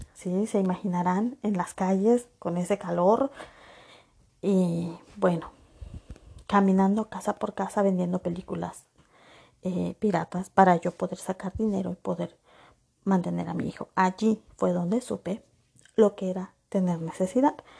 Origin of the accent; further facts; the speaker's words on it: Acapulco, Guerrero, Mexico; moved away as an adult; yo nací en Acapulco Guerrero